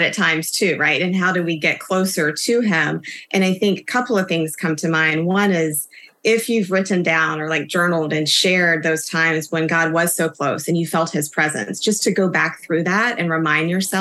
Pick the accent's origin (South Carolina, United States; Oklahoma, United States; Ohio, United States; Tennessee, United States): South Carolina, United States; I grew up in South Carolina